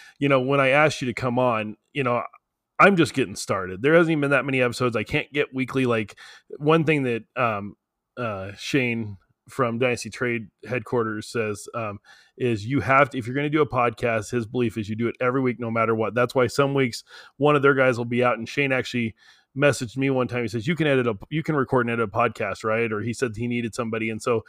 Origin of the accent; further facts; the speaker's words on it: New Mexico, United States; I'm in Midland, Texas right now. I'm from New Mexico, but I'm down in Midland.